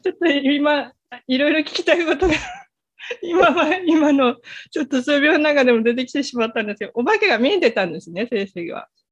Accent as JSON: {"language": "Japanese", "region": "Kyushu", "country": "Japan", "tie": "born or raised there", "said": "私、九州出身なんですけれども"}